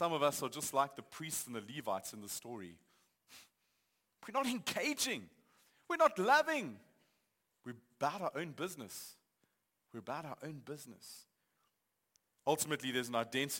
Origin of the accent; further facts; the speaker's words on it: Johannesburg, Gauteng, South Africa; I grew up in Johannesburg. I've lived here for most of my life.